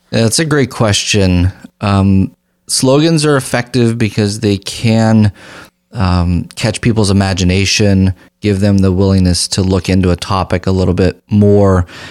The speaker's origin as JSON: {"language": "English", "country": "United States", "said": "as a practicing physician, as an American who's gone without health insurance"}